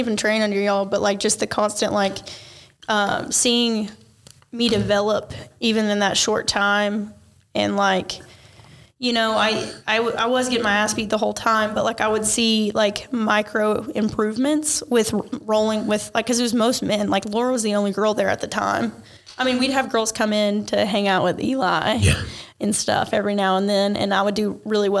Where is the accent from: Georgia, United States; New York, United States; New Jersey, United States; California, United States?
Georgia, United States; Ringgold; I grew up around here in North Georgia, Chattanooga area. I went to Ringgold High School.